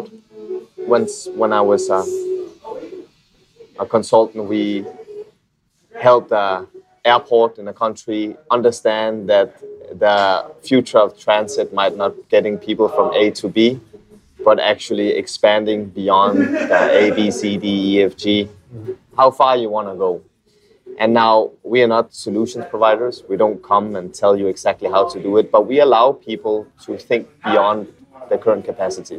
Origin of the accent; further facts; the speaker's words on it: Copenhagen, Capital Region of Denmark, Denmark; moved away as an adult; now in Philippines; I'm from Copenhagen, Denmark